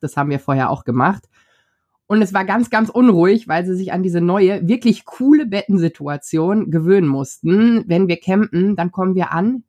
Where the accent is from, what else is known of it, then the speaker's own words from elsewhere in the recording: North Rhine-Westphalia, Germany; wir kommen aus Westdeutschland, Niederrhein, wunderschön an der niederländischen Grenze